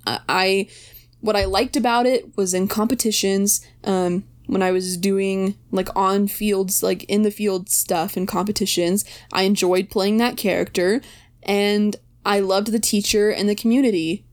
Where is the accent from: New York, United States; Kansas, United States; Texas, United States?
Texas, United States; I didn't think I wanted to stay in Texas